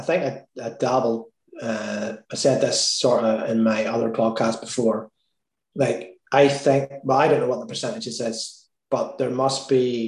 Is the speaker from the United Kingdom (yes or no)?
yes; Northern Ireland, United Kingdom; I'm Irish